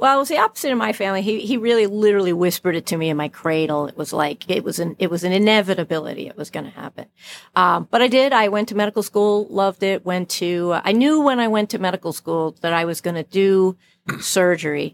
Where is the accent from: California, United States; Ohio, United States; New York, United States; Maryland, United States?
New York, United States; New York City; I was born in Brooklyn